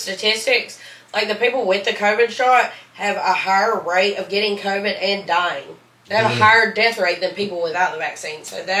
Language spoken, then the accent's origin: English; Southern US, United States; accent: Southern, country